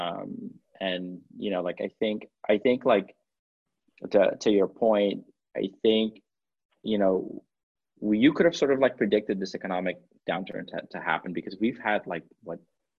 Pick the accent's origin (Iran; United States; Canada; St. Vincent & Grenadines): United States; as American business people